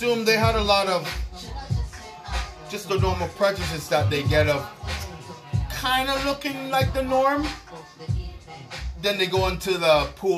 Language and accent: English; Pickering, Ontario, Canada; race fights at Pickering High when we were in high school